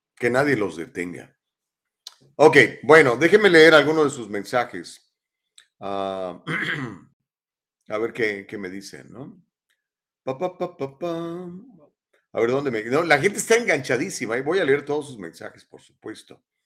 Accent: Mexico; now in United States; cuando era niño en México hace muchísimos años, porque tengo 58

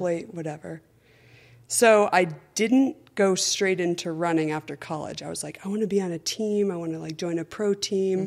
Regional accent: Ridgefield, Connecticut, United States; I grew up in Richfield, Connecticut

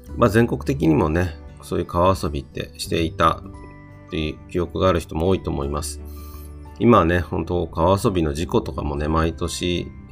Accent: Yokohama, Kanagawa, Japan; 私の地元、横浜市の旭区

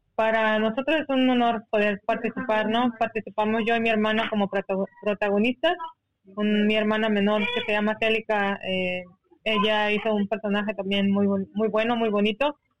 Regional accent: Seri community, Sonora, Mexico; first language Seri; Spanish is a second language; ser una comunidad indígena como comunidad con CAS que somos, como hombres y mujeres de arena

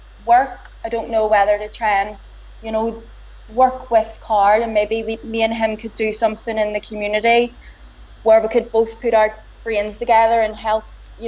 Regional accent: Belfast, Northern Ireland, United Kingdom; accent: broad Belfast; I have the broadest Belfast accent

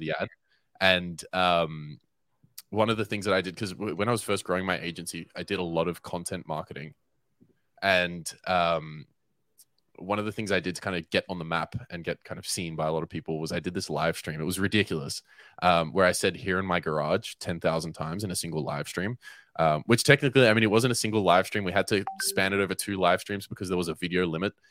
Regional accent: Melbourne, Victoria, Australia; moved away as an adult; now in Cape Town, South Africa; I am born and raised in Melbourne, Australia

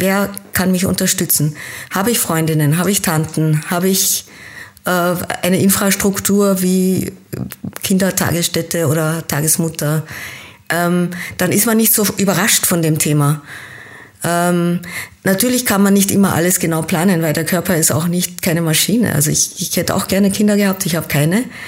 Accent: Austria; also born or lived in Kenya; Geboren bin ich in Kenia, habe aber meine Kindheit in Österreich verbracht und war dann als Jugendliche wieder in Kenia und bin nach dem Abitur an der deutschen Schule wieder nach Österreich zurückgekommen

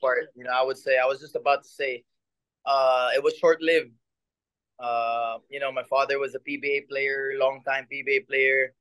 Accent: Philippines; moved away as an adult; now in Japan; my hometown, with my in front of my people

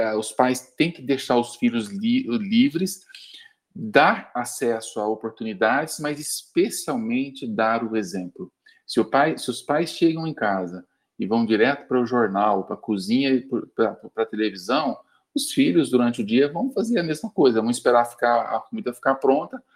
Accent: São Paulo, Brazil; eu sou de São Paulo, aqui em São Paulo

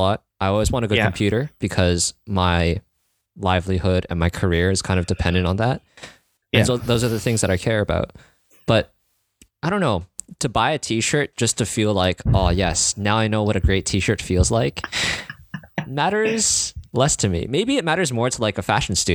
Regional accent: Canada; as a Canadian

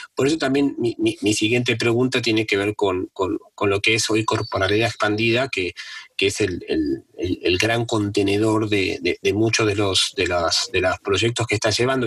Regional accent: Argentina; yo, que soy argentino

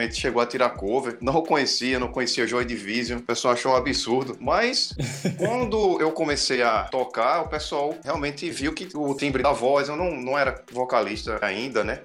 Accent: Brazil; a gente é, é brazuca

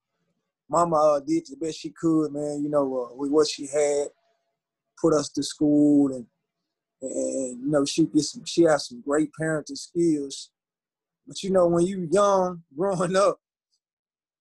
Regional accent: Houston, Texas, United States; I grew up in the north side of Houston, Texas.

